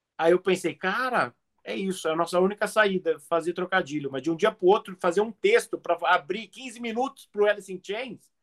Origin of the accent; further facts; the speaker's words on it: Brazil; I'm from Brazil.